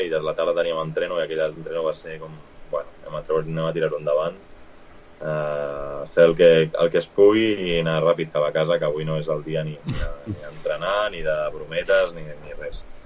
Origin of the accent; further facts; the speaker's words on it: Vilanova i la Geltrú, Catalonia, Spain; Jo soc de Vilanova